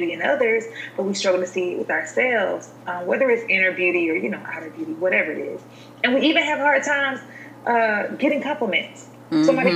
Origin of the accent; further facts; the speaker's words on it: Alabama, United States; moved away as an adult; also born or lived in Utah; now in Nashville, United States; I'm from the South, I'm from Alabama